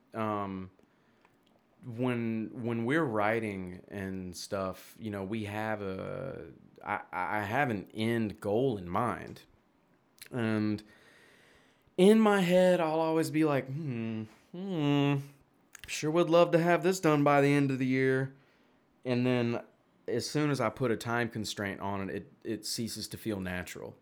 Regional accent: Memphis, Tennessee, United States; accent: Southern; I'm from Memphis. Like, I'm from Tennessee.

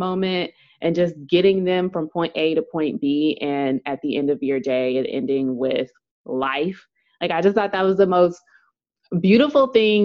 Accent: Dallas, Texas, United States; I am from Dallas, Texas

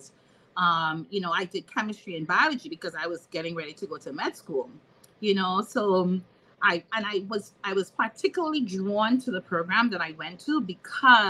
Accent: Trinidad & Tobago; moved away as an adult; now in Maryland, United States; I'm from Trinidad and Tobago, just like, you know, Monique. And I left my country

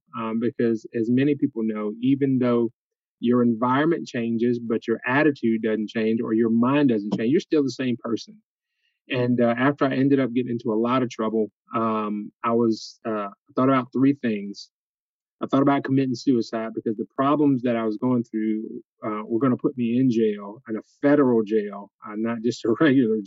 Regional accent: Jacksonville, Florida, United States; now in Albany, United States; I grew up in Jacksonville, Florida

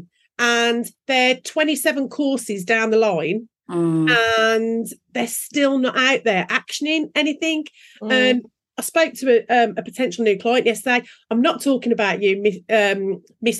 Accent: England, United Kingdom; we are English

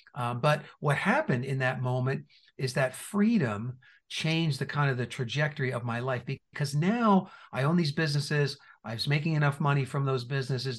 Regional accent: New Jersey, United States; moved away; also born or lived in Indiana; I was born and raised in New Jersey

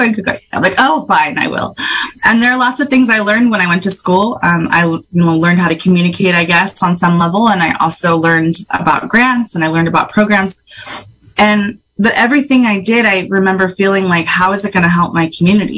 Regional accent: Sherwood Valley, California, United States; also born or lived in Pinoleville / Hopland / Ukiah; I am from Sherwood Valley. But I'm also from Panolaville and Hoplin and Ukiah.

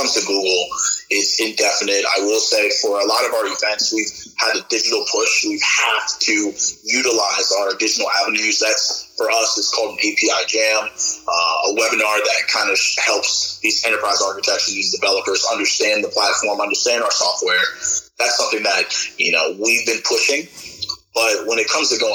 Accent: upstate New York, United States; moved away as an adult; also born or lived in Indiana / Texas; I was born on the East Coast and raised in upstate New York

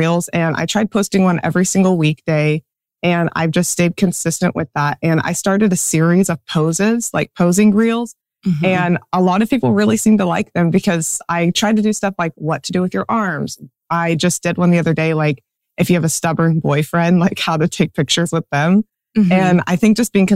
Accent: Central Kansas, United States; I am from Central Kansas

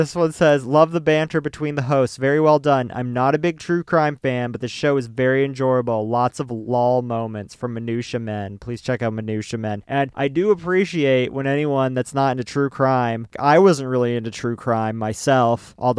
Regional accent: Georgia, United States; I also appreciate the y'all because I'm from Georgia.

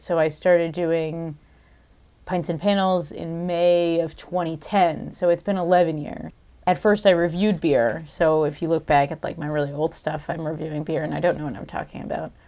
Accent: Southern Connecticut, United States; also born or lived in Hudson Valley / Oregon / Boston / Vermont; I grew up in Southern Connecticut

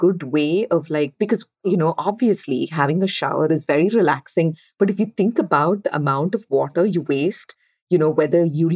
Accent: Mysore, Karnataka, India; moved away as an adult; where I grew up when I was born in Mysore, like 2 hours away from Bangalore.

